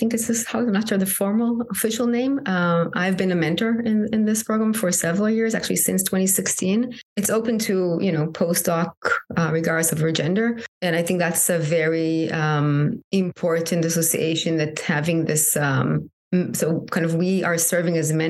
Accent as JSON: {"language": "English", "country": "Israel", "moved": "as an adult", "lives_now": "United States", "said": "I'm originally from Israel. I'm sure that has impacting my identity living in the U.S."}